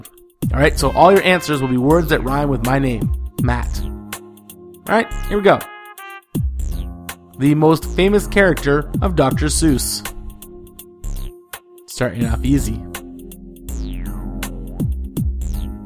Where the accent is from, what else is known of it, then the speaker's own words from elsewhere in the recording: Canada; I'm Canadian and that means I'm polite